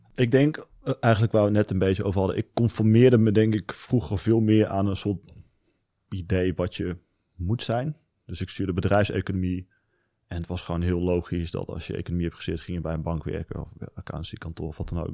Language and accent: Dutch; Venlo, Limburg, Netherlands; ik kom uit Venlo. Daar ben ik opgegroeid